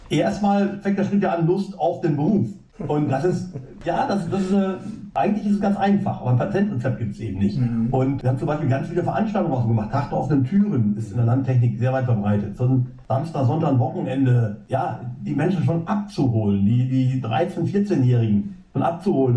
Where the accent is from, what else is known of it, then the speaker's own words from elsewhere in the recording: Emsland, Lower Saxony, Germany; karge Böden im Emsland aufgewachsen.